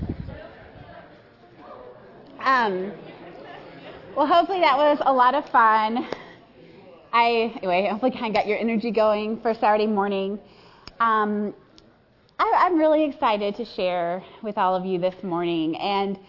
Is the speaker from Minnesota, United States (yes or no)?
yes; Chaska, Minnesota, United States; I grew up in Chaska, Minnesota